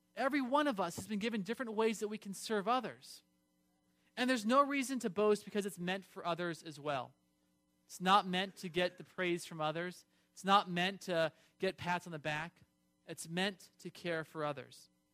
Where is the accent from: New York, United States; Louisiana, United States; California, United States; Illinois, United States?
California, United States; I grew up in California